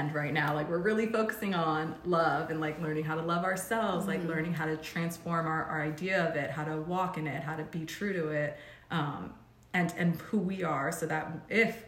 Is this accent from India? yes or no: no; Rockville, Maryland, United States; moved away as an adult; also born or lived in California; I moved to California from Rockville, Maryland, which is mm-hmm. where I was born and raised.